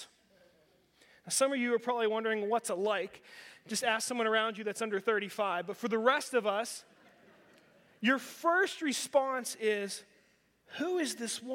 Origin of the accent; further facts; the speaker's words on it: Western Pennsylvania, United States; Growing up in Western PA, you think of rocky ground